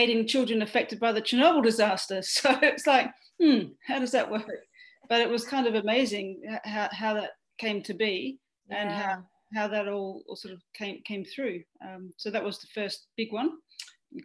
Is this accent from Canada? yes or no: no; east of Perth, Western Australia, Australia; now in Melbourne, Australia; I come from Western Australia, actually. So I grew up on a wheat and sheep farm about 130 kilometres east of Perth